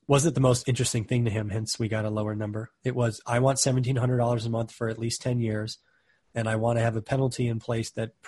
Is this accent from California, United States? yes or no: yes; California, United States; I'm from California.